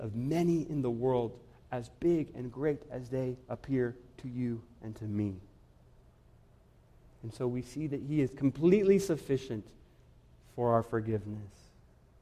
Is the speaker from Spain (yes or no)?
no; Guatemala; moved away; I grew up in Guatemala